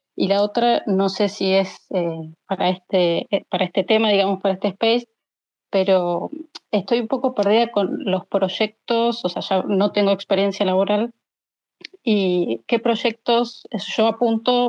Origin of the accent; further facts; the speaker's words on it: Argentina; yo soy de Argentina